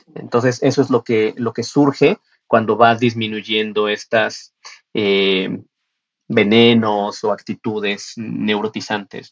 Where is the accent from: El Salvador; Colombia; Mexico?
Mexico; las condiciones de cómo lo tenía yo que estudiar aquí en mi país no eran tan fáciles. Tenía que ir a Ciudad de México